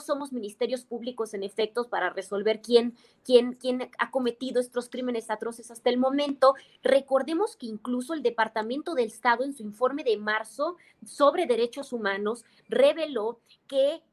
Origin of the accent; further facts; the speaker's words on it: Baja California, Mexico; moved away as an adult; en este estado fronterizo, donde yo nací, de donde salí, por cierto, hace seis años